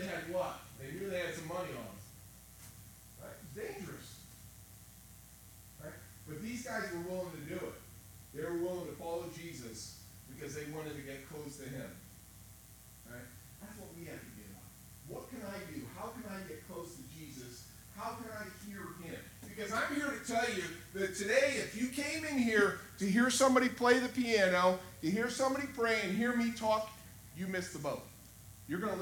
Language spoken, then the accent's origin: English; United States; I'm proud to be an American. I love being an American